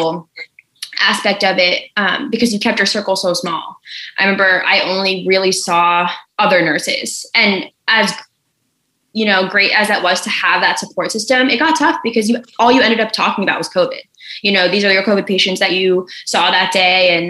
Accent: New Jersey, United States; now in Baltimore, United States; I'm from New Jersey

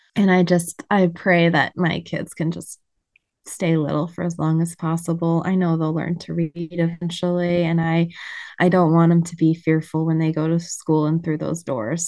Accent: Montana, United States; now in Michigan, United States; I was raised in Montana

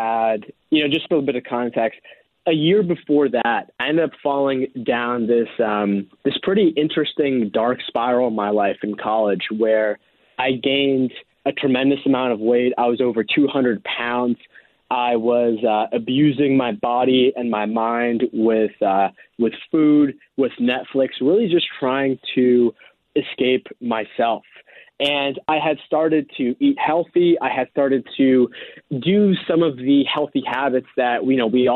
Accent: East Coast of the United States, United States; I grew up on the East Coast of the United States.

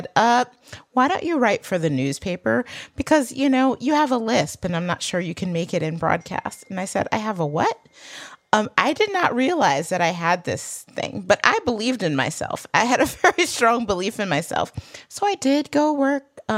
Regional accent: Michigan, United States; accent: Michigan; I also got rid of my Michigan accent.

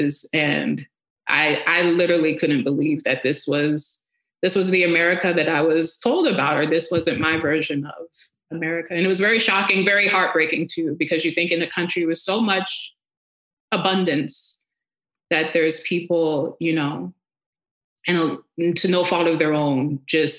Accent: outside Atlanta, Georgia, United States; moved away as an adult; also born or lived in Cleveland, Ohio; where I grew up in Georgia, I grew up a little bit outside of Atlanta.

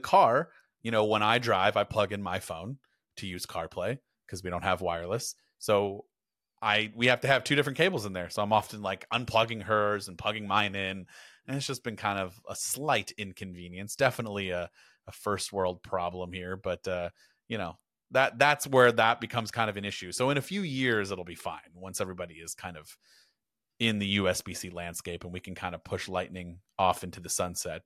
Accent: United States; I am American and we say Porsche in America

